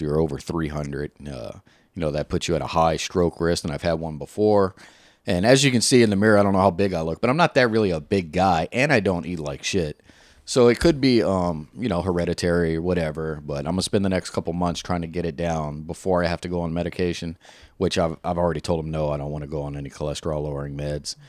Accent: the South, United States; I'm from the South

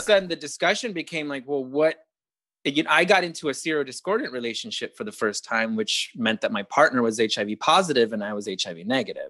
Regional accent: Arizona, United States; I grew up in Arizona where it was like abstinence only

